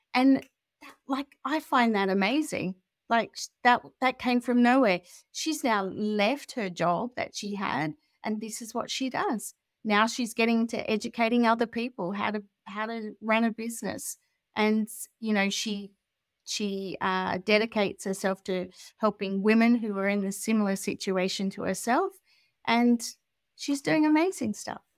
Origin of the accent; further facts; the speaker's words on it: Australia; moved away as an adult; also born or lived in Europe; now in United Kingdom; I'm Australian, but I'd been traveling around Europe for a long time with my family, and I moved to the U K